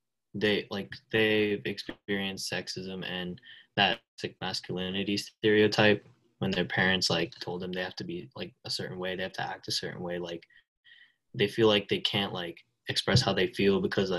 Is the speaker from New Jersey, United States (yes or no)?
yes; New Jersey, United States; So I'm from New Jersey. I'm 16